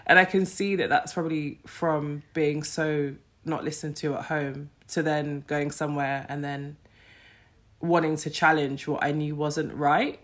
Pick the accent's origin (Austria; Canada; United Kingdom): United Kingdom; London; I grew up in Streatham